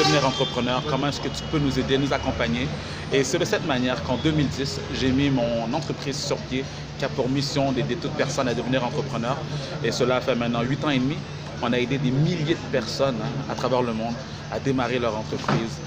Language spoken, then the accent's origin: French; Montreal, Quebec, Canada; à Montréal, au Québec, là d'où je viens